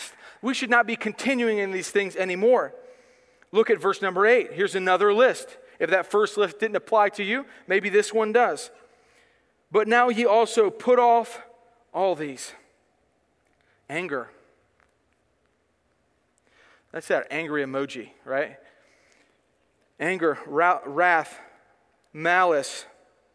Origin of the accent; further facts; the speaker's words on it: United States; I am an American person